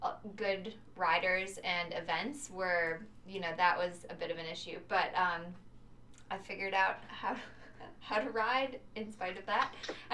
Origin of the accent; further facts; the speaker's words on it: rural Wisconsin, United States; also born or lived in Milwaukee, Wisconsin; I grew up in rural Wisconsin, so a little town called Keel. That was where I spent the majority of my youth.